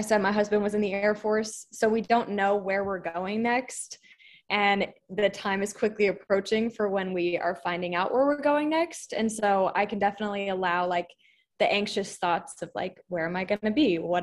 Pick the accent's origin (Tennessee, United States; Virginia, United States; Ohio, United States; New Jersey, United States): Virginia, United States; now in Del Rio, United States; I'm from Virginia, but I currently live in the tiny town of Del Rio, Texas